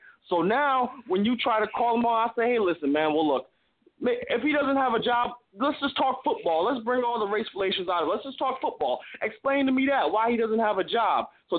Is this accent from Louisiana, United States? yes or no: no; Morristown, New Jersey, United States; now in Dover, United States; I'm from Morristown, New Jersey, man, but I live in Dover right now.